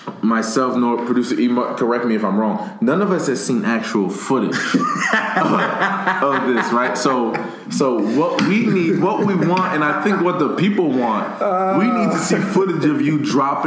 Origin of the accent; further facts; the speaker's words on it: Paterson, New Jersey, United States; that was me growing up in Patterson, New Jersey, going through what I was going through.